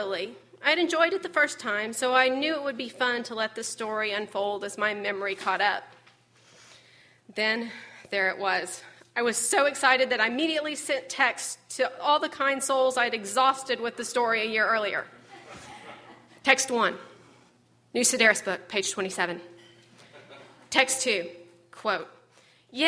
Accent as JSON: {"language": "English", "town": "Fayetteville", "region": "Arkansas", "country": "United States", "tie": "born or raised there", "moved": "yes", "lives_now": "Little Rock, United States", "said": "Fayetteville, my hometown"}